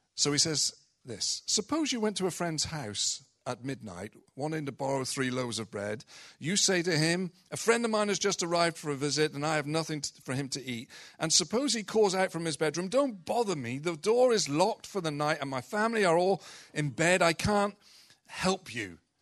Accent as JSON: {"language": "English", "country": "United Kingdom", "said": "we're British culture predominantly"}